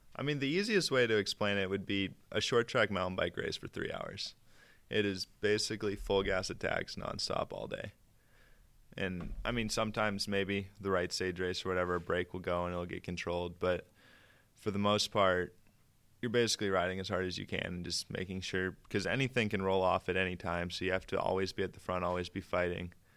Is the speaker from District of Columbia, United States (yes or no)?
no; Durango, Colorado, United States; I'm seventeen, from Durango, Colorado.